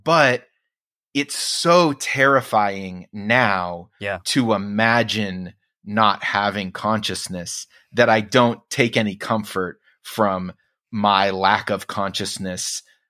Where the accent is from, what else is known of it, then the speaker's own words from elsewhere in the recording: Oklahoma, United States; I mean, I grew up in Oklahoma for a lot of it, and it was Christian